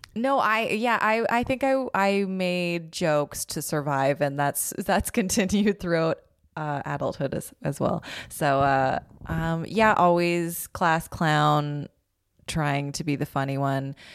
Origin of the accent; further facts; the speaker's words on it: Calgary, Alberta, Canada; moved away as an adult; also born or lived in Toronto; now in Los Angeles, United States; I grew up in Calgary.